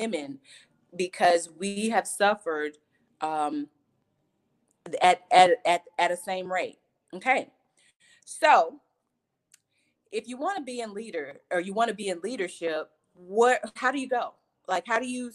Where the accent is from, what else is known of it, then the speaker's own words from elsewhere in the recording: Georgia, United States; So I was born and raised in Georgia. I'm a Georgia peach, one of the few that still live in Georgia